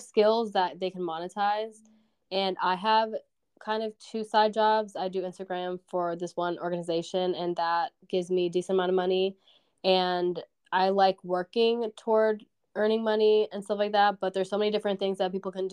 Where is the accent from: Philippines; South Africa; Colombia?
Colombia; now in United States; I'm from Colombia.